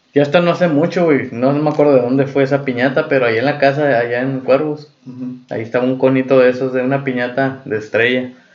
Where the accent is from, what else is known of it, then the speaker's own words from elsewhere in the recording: Mexico; es algo chilo, güey, de nuestra cultura mexicana